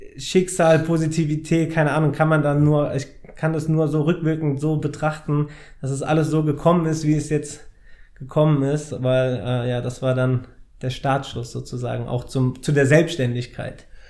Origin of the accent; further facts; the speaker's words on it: Frankfurt, Hesse, Germany; ich bin Frankfurter Bub, habe seitdem ich drei bin Fußball gespielt